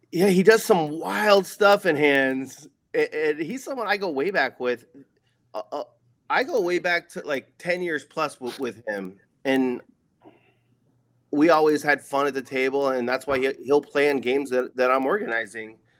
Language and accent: English; Oceanside, California, United States; moved away as an adult; also born or lived in Las Vegas, Nevada; my hometown casino, Ocean's Eleven